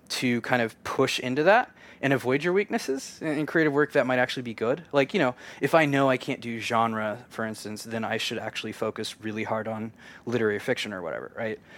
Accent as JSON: {"language": "English", "region": "Kansas", "country": "United States", "tie": "born or raised there", "said": "I grew up in Kansas, a super conservative"}